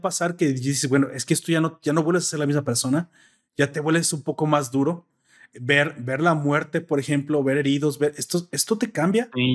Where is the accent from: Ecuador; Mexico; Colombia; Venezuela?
Mexico; como buenos mexicanos